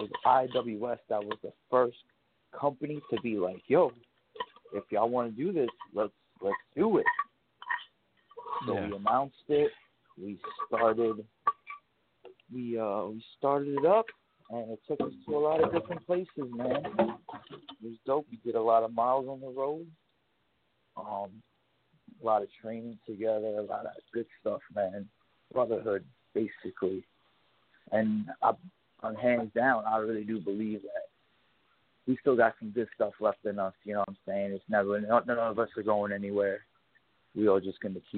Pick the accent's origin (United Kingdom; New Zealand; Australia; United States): United States; New York; We're from New York